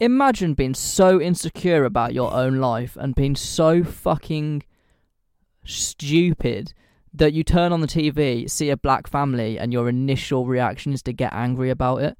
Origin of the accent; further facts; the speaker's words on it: United Kingdom; I say this as a British person